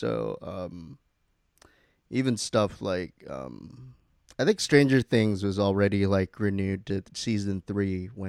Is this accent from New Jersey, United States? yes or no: no; Newport Beach, California, United States; Yeah, I grew up in Newport Beach.